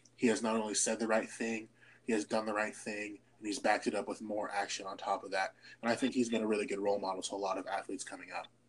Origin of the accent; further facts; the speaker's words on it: Seattle, Washington, United States; Growing up on the West Coast in Seattle